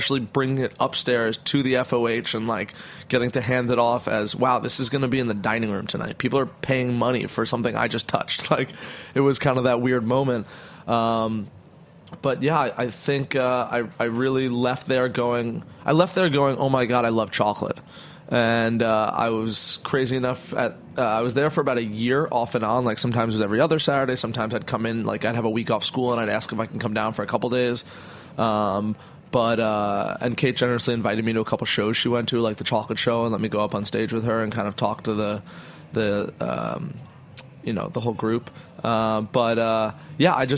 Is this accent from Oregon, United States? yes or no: no; Hudson Valley, New York, United States; also born or lived in Brooklyn, New York; we lived up in the Hudson Valley because when I was about 8, we moved up to Hudson Valley from Brooklyn